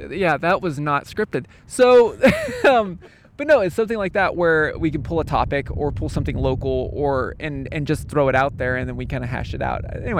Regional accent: Pacific Northwest, United States; now in Bellingham, United States; I'm not originally from Bellingham, but I'm born and bred here in the Pacific Northwest. Like, I literally would bleed evergreen.

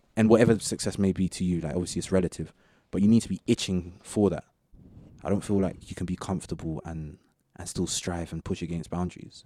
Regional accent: Southall, London, United Kingdom; pretty much grew up in the same area

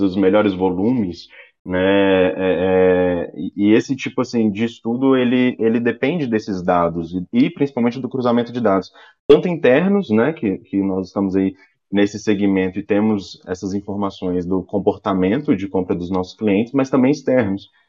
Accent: Minas Gerais, Brazil; sou mineirinho

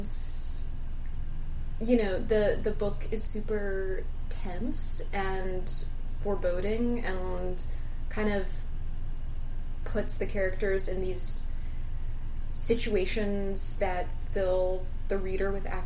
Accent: United States; an American

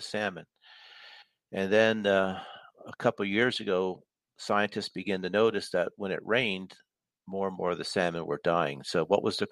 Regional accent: East Coast, United States; now in Washington, United States; I'm from the East Coast

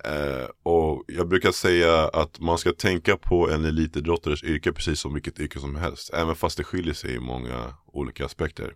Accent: Täby, Stockholm County, Sweden; also born or lived in Bromma, Stockholm / United States; jag föddes i, i jag i Täby faktiskt, mm, okay. norrort. Ehm, flyttade till pappa i Abrahamsberg, Bromma när jag var 15, när jag började gymnasiet på Solna. Okay. Men majoriteten av tiden spenderade faktiskt i Täby skulle jag säga

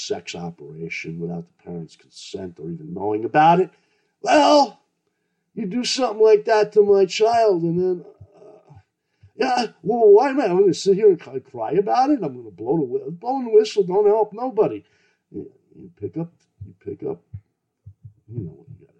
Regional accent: New York City, New York, United States; I grew up in New York City

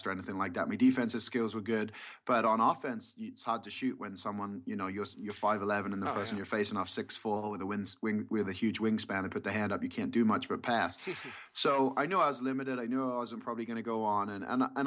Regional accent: England, United Kingdom; now in United States; I grew up in England, and I grew up playing the sport of basketball.

